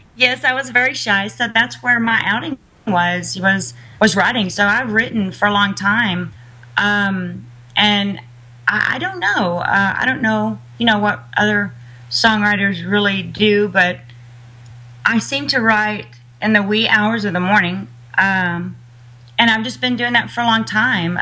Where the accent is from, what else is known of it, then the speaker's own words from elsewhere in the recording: Uvalde, Texas, United States; I'm a Texan